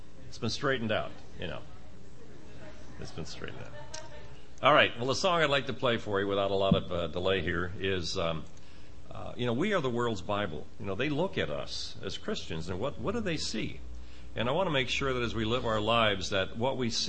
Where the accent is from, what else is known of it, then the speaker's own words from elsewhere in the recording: Schenectady, New York, United States; now in Maryland, United States; I'm from Maryland. I was raised in upstate New York and was raised in the Bellevue Assembly up in Schenectady